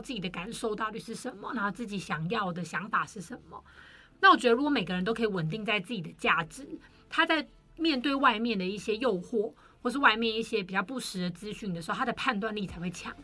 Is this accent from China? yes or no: no; Taiwan; 我们台湾人